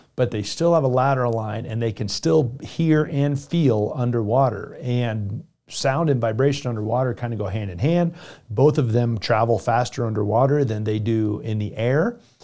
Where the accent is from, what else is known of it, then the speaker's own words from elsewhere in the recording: Florida, United States; moved away; Naples, Florida, which is my home state